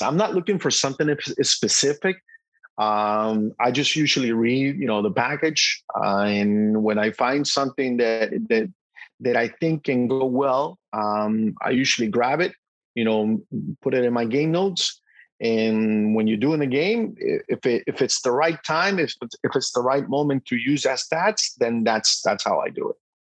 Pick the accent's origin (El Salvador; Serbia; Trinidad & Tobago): El Salvador; moved away; also born or lived in Boston; as a little kid growing up in El Salvador